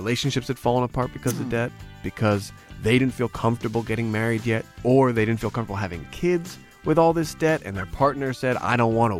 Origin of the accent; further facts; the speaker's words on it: Glen Rock, New Jersey, United States; I grew up in Glen Rock, New Jersey. Small, 13,000 people, two train lines coming through. As corny as you could get American small town.